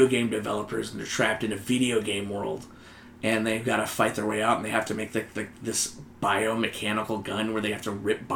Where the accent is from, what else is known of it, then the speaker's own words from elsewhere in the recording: near Munich, Bavaria, Germany; I was born near Munich